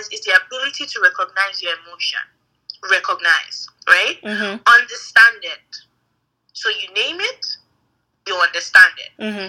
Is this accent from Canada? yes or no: no; Nigeria; from Nigeria, married to this man